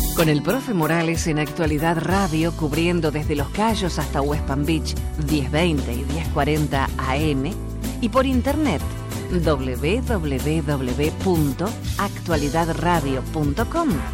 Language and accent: Spanish; Argentina; moved away; lo que hacemos siempre en mi país